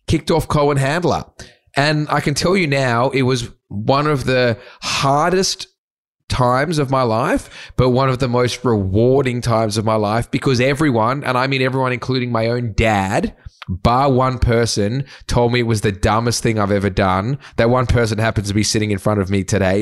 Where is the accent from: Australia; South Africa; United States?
Australia; Sydney, New South Wales; I grew up in the North Shore. So if you're not from Sydney, it's not the glitz and glam of the eastern suburbs